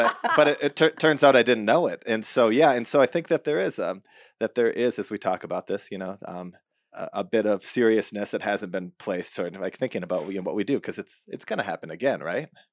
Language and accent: English; Midwest, United States; moved away; I grew up in the Midwest